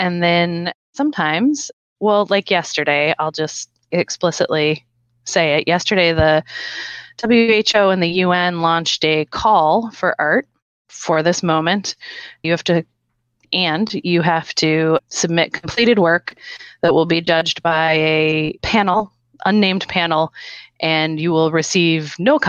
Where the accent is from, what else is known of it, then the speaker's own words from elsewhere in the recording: Minnesota, United States; I'm from Minnesota.